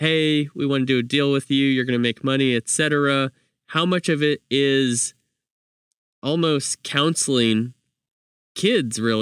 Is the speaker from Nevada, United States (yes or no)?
no; Fresno, California, United States; I'm from Fresno